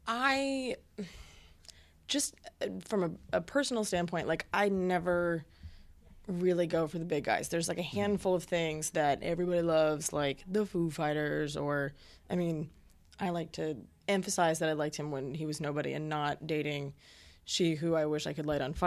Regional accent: Florida, United States; I grew up in Central Florida, and there were bands like … and …

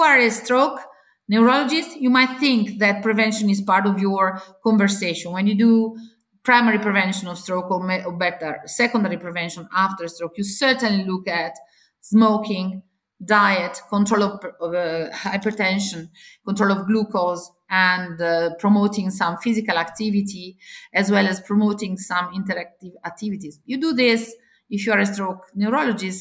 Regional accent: Italy; I come from Italy

